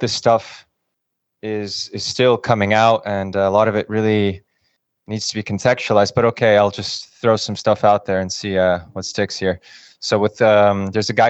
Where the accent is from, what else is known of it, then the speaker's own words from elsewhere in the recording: United States; moved away as an adult; also born or lived in Kyiv, Ukraine / Russia; I grew up in the United States